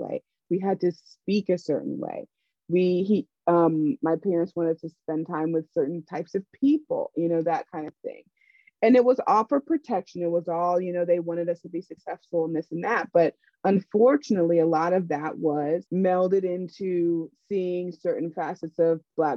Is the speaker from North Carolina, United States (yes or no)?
yes; Raleigh, North Carolina, United States; I grew up in Raleigh, North Carolina, which is a very segregated city